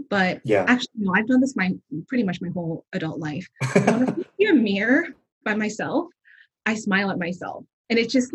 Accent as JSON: {"language": "English", "area": "Orange County", "region": "California", "country": "United States", "tie": "born or raised there", "also_born_or_lived": "Evanston, Illinois / Los Angeles", "moved": "as an adult", "lives_now": "San Francisco, United States", "said": "I was born and raised in Orange County"}